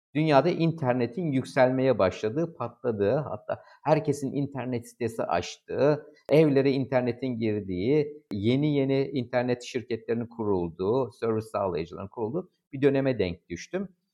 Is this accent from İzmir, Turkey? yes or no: yes; İzmir, Turkey; ben İzmirliyim.